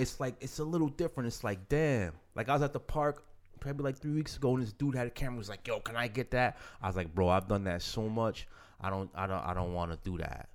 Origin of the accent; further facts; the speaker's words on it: Middletown, New York, United States; growing up in Middletown, as shitty as of a town it was to skate